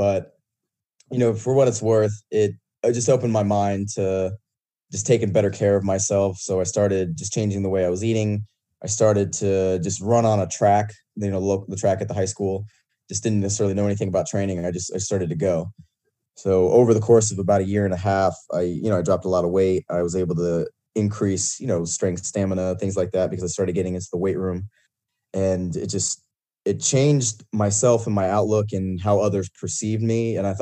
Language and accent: English; Shawnee, Kansas, United States; moved away as an adult; now in Houston, United States; I'm originally from Shawnee, Kansas, went to Kansas State for undergrad and grad school